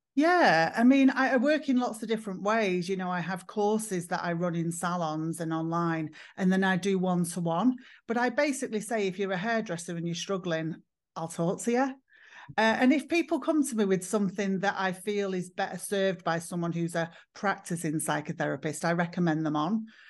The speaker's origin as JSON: {"language": "English", "town": "Manchester", "region": "North West England", "country": "United Kingdom", "said": "I'm from England. I'm from the north of England. I'm from Manchester"}